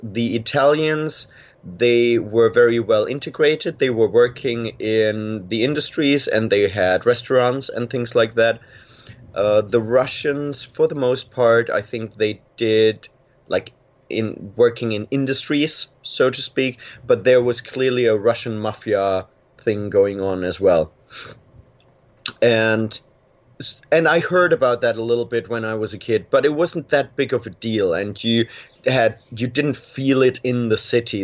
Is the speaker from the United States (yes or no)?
no; Germany; i was born in a small city in west germany